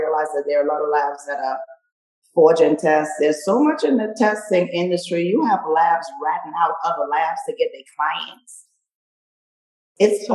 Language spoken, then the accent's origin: English; Trinidad & Tobago; now in Long Beach, United States; I'm from the Caribbean, Trinidad and Tobago.